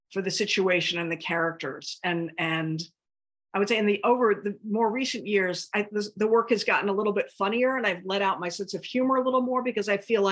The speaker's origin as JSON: {"language": "English", "town": "Washington", "region": "District of Columbia", "country": "United States", "tie": "born or raised there", "moved": "yes", "lives_now": "East Hampton, United States", "said": "I was born and raised in Washington, D.C."}